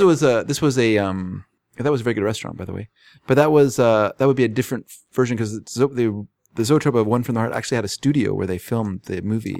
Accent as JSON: {"language": "English", "country": "United States", "also_born_or_lived": "Fraser Valley, British Columbia, Canada", "moved": "yes", "lives_now": "Canada", "said": "I'm an American"}